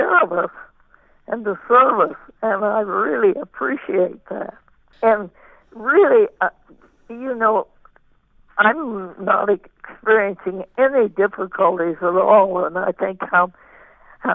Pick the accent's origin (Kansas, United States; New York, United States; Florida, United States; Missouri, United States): Kansas, United States; eastern; I grew up in Kansas